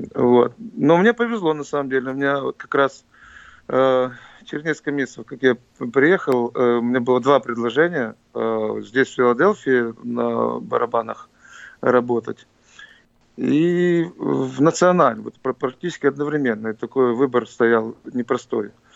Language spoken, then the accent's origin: Russian; Tiraspol, Transnistria, Moldova; now in Philadelphia, United States; я в нём родился. Это моя родина.